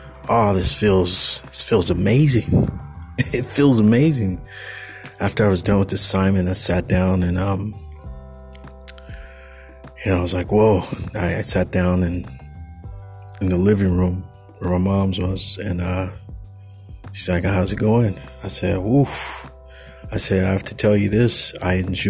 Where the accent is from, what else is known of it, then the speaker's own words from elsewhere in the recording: California, United States; I'm a Californian. I'm a coastal dude.